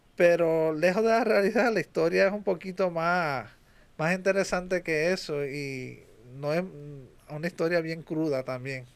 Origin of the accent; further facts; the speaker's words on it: United States; Que tú y yo somos nacidos en Estados Unidos